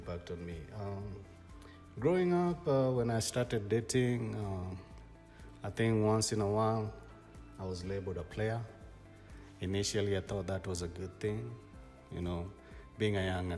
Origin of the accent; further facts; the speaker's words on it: Kenya; I'm a Kenyan guy